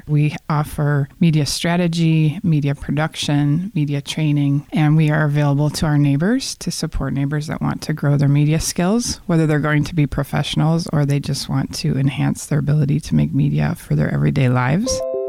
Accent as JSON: {"language": "English", "town": "Waukesha", "region": "Wisconsin", "country": "United States", "tie": "born or raised there", "also_born_or_lived": "Los Angeles", "moved": "as an adult", "lives_now": "Milwaukee, United States", "said": "I grew up in the Milwaukee region in a town called Waukesha that I now think of as a suburb of the city of Milwaukee. And I learned to become an artist in the city of Milwaukee as a young person and spent some years here, but moved to Los Angeles about 20 years ago."}